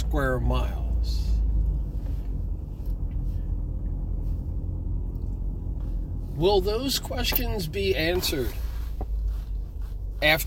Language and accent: English; Trenton, New Jersey, United States; Trenton, New Jersey, my hometown